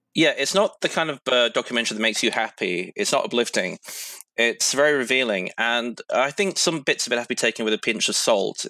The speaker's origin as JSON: {"language": "English", "country": "United Kingdom", "moved": "yes", "lives_now": "Sydney, Australia", "said": "quite a few of us Brits"}